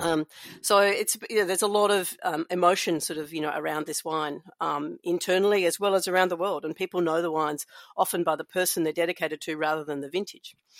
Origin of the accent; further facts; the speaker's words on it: Melbourne, Victoria, Australia; I grew up in the city of Melbourne